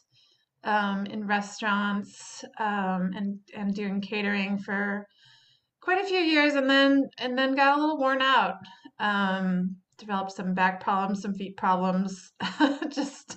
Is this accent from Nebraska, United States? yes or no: no; Chicago, Illinois, United States; also born or lived in Berkeley; now in Kentucky, United States; I didn't grow up in Kentucky, didn't grow up in the South. I grew up in Chicago